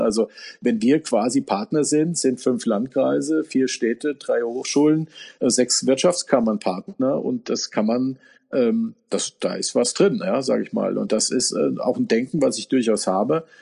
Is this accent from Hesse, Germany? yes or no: yes; Giessen, Hesse, Germany; wir sind groß geworden in Gießen mit 30.000 Amerikanern